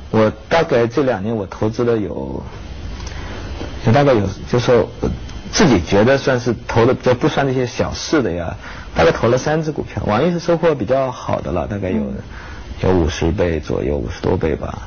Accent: Nanchang, Jiangxi, China; moved away; also born or lived in Taihe, Ji'an, Jiangxi (ancestral home) / Jinggangshan area, Jiangxi; 其实我是在南昌南昌。出生的，啊。嗯，但是老家呢，就是我们这个户籍的这个说法，老家是叫太和

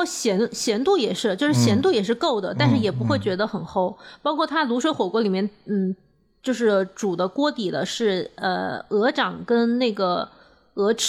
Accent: Beijing, China; 它要打车大概二十分钟，就对我们北京人来讲，这个距离很近。

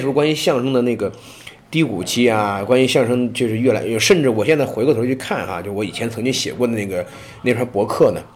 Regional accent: Shandong, China; moved away as an adult; now in Chengdu, China; 尤其是山东人，就对我们山东人跟人不一样的

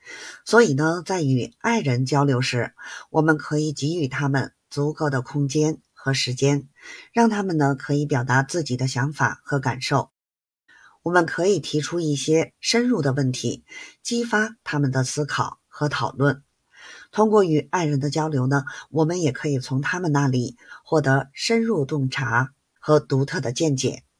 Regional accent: Beijing, China; 记得关注我哦，我是北京的…，咱们下期节目再见

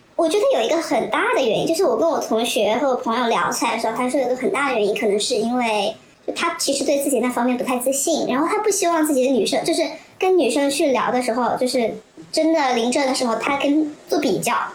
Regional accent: Hubei, China; 我是个湖北人

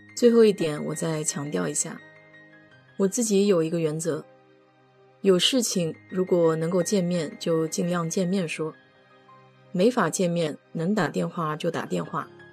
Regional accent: China; 我们中国人

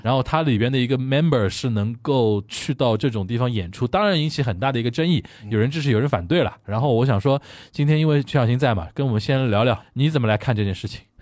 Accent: China; 就是我们中国人大概对于韩国演艺圈有这个印象

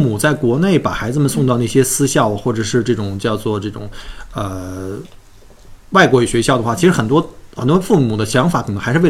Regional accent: China; now in Australia; 我们小的时候在国内的时候，至少我的印象中，我的童年小学还是很开心的

